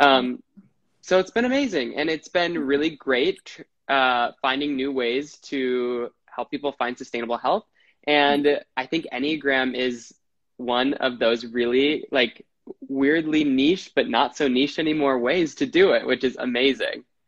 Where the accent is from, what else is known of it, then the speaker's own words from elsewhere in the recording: Wisconsin, United States; now in New York City, United States; I'm from Wisconsin. I live in New York City.